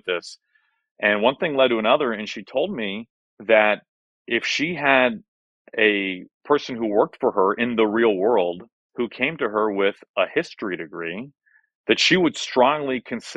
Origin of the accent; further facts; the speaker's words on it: Kansas City, Missouri, United States; also born or lived in Wichita, Kansas / St. Louis, Missouri; born in Wichita, and I moved to Kansas City within a year, so I remember nothing about the glory days of my life in Wichita, Kansas. But I grew up in Kansas City and then moved to St. Louis when I was going into seventh grade